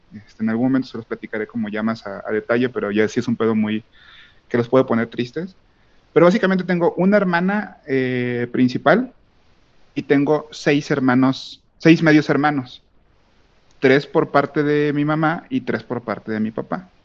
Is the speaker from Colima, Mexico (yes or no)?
yes; Manzanillo, Colima, Mexico; moved away; yo no vivo actualmente donde, de donde soy, soy de, soy de Manzanillo, si existe Colima